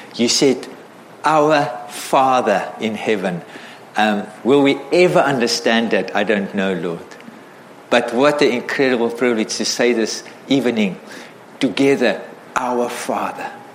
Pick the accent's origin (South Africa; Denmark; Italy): South Africa; I grew up in South Africa as a white South African